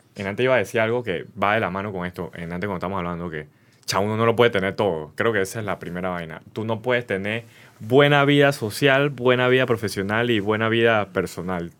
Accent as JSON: {"language": "Spanish", "country": "Panama", "said": "como panameños"}